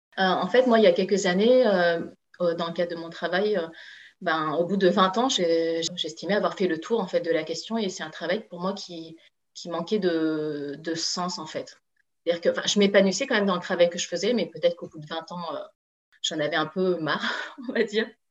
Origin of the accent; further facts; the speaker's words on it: France; je suis d'origine chinoise, hein. moi, j'ai toujours grandi en France. Voilà, donc euh, je suis française